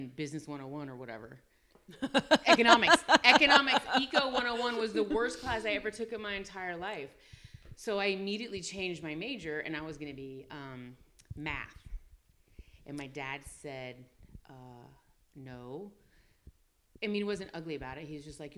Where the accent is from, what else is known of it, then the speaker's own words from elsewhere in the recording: Tampa, Florida, United States; also born or lived in Pensacola, Florida; now in Corpus Christi, United States; I grew up in Tampa, Florida. I was born in Pensacola